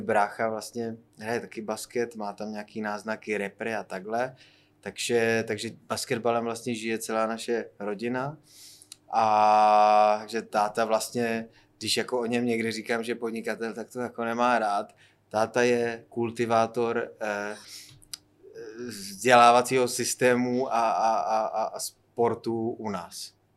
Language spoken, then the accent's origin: Czech; Frýdek-Místek, Moravian-Silesian Region, Czechia; now in Prague, Czechia; když jsem z Frýdku místku poprvé se dostal do Prahy sem